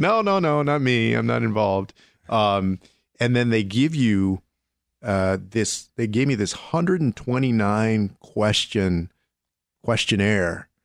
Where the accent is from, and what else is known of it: San Antonio, Texas, United States; born or raised there